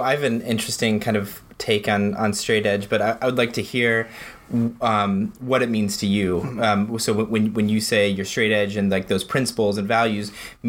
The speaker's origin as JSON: {"language": "English", "area": "a suburb of Denver", "region": "Colorado", "country": "United States", "tie": "born or raised there", "said": "I grew up in a suburb of Denver."}